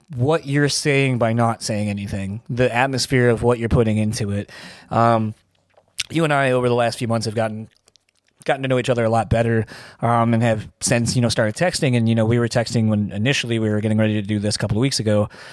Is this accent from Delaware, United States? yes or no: yes; Delaware, United States; I'm from Delaware